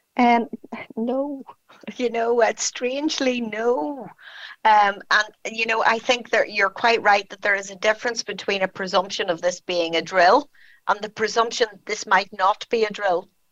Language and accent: English; County Tyrone, Northern Ireland, United Kingdom; also born or lived in Belfast; I grew up in County Tyrone, which is a small country area um, way outside of Belfast.